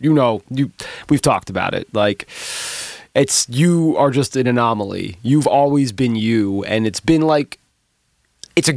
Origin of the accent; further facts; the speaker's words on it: New York, United States; I'm a New Yorker